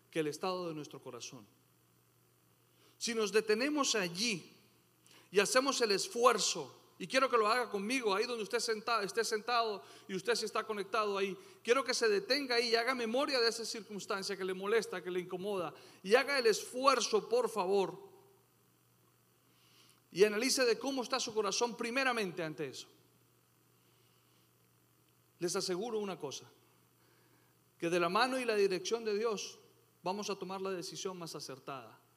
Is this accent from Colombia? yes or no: yes; Colombia; moved away; Después de tanto tiempo que yo me vine de Colombia y volví buscando eso que extrañaba, me encontré que eso ya no existía.